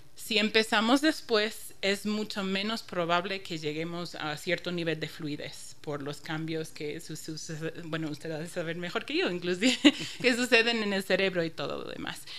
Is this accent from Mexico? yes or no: no; Chicago, Illinois, United States; accent: northern US; first language English; Spanish is a second language; also born or lived in Barcelona, Spain; now in Ecuador; alguien me preguntó de dónde soy y dije de Chicago